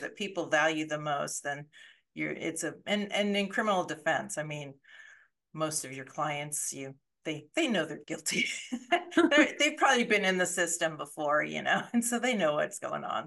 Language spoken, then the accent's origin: English; Colorado, United States; moved away as an adult; I grew up in Colorado